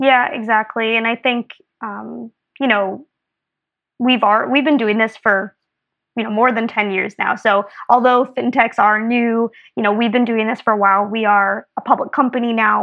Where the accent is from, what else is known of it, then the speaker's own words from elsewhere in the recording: Minnesota, United States; moved away as an adult; also born or lived in Belgium; I'm from Minnesota originally, so almost Canada